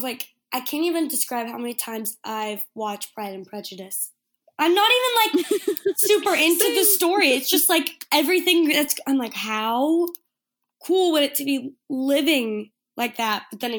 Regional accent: Destin, Florida, United States; moved away as an adult; now in Auburn, United States; You know, I grew up in Destin, Florida. So right by the beach, if you guys know where that is

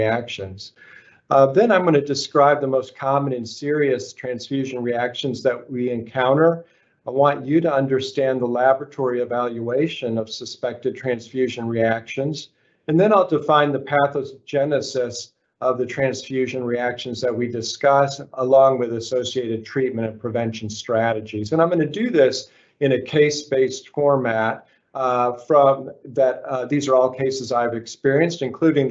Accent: Arkansas, United States; moved away as an adult; also born or lived in Philadelphia, Pennsylvania / Memphis, Tennessee / Los Angeles, California; I'm from Arkansas, of all places, and that's where I went to medical school

